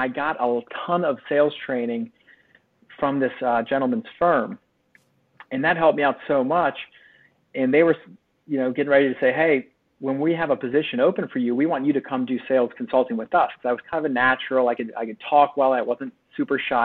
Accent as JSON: {"language": "English", "town": "Bel Air", "region": "Maryland", "country": "United States", "tie": "born or raised there", "said": "I grew up in Bel Air, Maryland"}